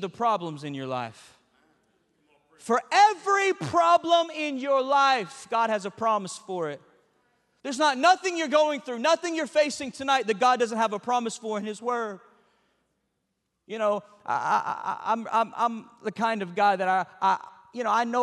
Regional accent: Georgia, United States; also born or lived in Chicago; I'm a Georgia boy. I'm from the South

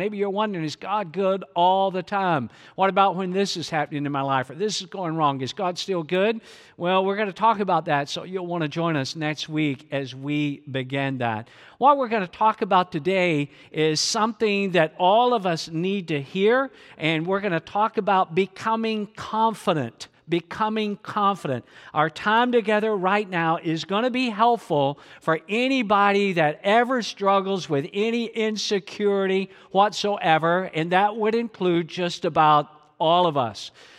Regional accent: Atlanta, Georgia, United States; a part of the home church that I grew up in the Atlanta metro area.

